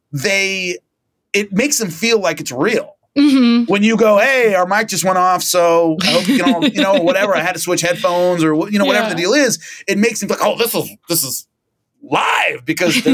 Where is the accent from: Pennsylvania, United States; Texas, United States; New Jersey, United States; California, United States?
California, United States; Central Valley of; I grew up in the Central Valley of California, which is really hot and it's really dry